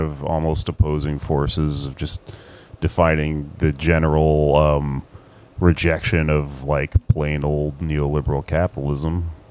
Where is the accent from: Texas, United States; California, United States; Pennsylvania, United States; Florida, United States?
Texas, United States; now in New York City, United States; my home state of Texas